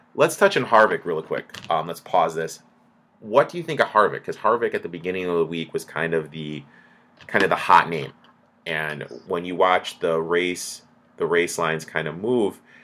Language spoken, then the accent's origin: English; Michigan, United States; I grew up in Michigan